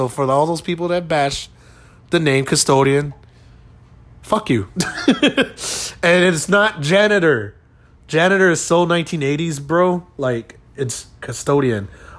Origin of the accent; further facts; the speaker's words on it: San Antonio, Texas, United States; We're from San Antonio, Texas.